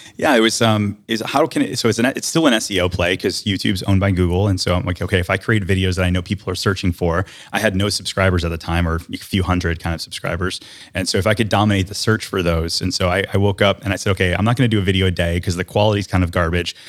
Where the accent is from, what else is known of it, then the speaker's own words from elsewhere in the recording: Detroit, Michigan, United States; moved away as an adult; now in Winter Garden, United States; I grew up in Detroit, Michigan